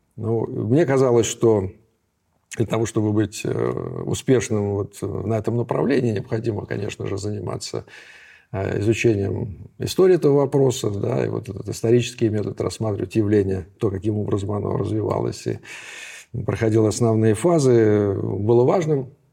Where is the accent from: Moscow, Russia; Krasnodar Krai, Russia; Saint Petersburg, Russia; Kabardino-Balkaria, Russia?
Saint Petersburg, Russia; Я ленинградец